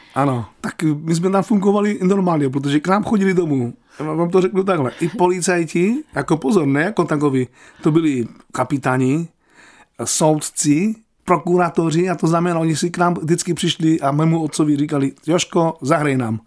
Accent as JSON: {"language": "Czech", "town": "Opava", "region": "Moravian-Silesian Region", "country": "Czechia", "tie": "born or raised there", "said": "ze Slovenska nejsem, já jsem se narodil v Opavě."}